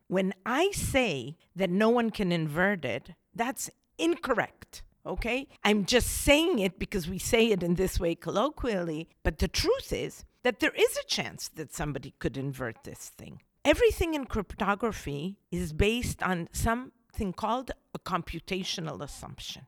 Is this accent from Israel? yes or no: yes; Israel; moved away as an adult; now in United States; I grew up in Israel, and I studied in Israel